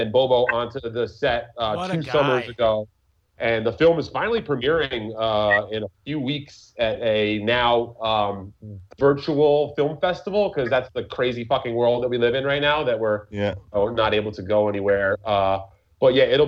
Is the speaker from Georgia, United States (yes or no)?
no; New York, United States; I was born and raised in New York about 20 minutes from Yankee Stadium